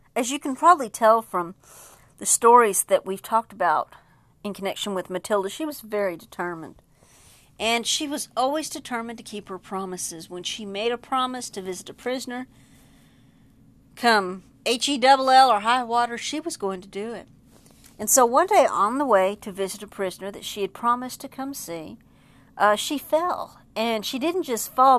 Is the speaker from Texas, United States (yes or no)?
yes; Texas, United States; as a Texan